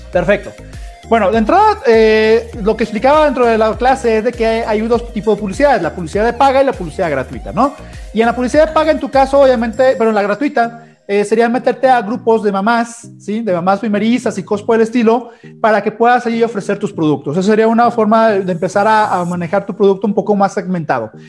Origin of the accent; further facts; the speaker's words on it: Ecuador; Eh, de Ecuador.